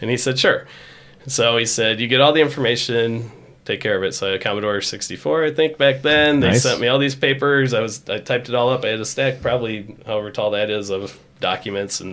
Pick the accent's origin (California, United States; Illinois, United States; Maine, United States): Illinois, United States; Rockton; I grew up in Rockton